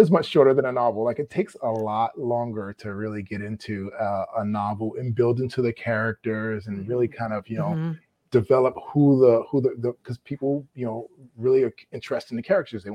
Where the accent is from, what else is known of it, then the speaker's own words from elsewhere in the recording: New York, United States; also born or lived in Maryland; I'm from the East Coast. I'm a New Yorker